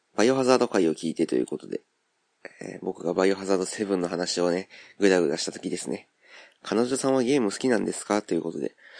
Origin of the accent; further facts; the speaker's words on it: Kansai, Japan; accent: Kansai-ben